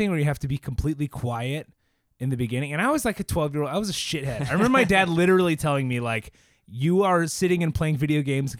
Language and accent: English; Texas, United States; I'm from Texas